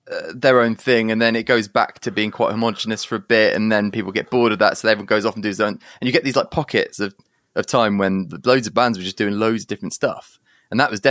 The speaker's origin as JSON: {"language": "English", "town": "Guildford", "region": "South East England", "country": "United Kingdom", "tie": "born there", "said": "So I was born in in Surrey, like Guildford and then um, we moved"}